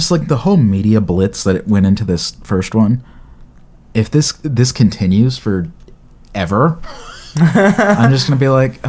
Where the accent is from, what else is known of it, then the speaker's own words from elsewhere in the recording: Australia; Oh, I'm Australian.